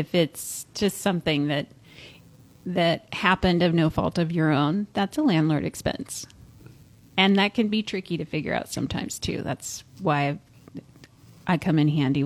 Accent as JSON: {"language": "English", "town": "San Luis Obispo", "region": "California", "country": "United States", "tie": "born or raised there", "said": "I was born in San Luis Obispo"}